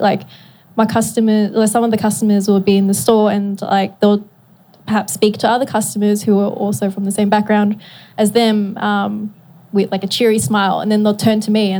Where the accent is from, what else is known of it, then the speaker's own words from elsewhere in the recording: Australia; oh, I'm born in Australia. Like I always have to start with, I am born like in Australia, that I am, you know, Australian.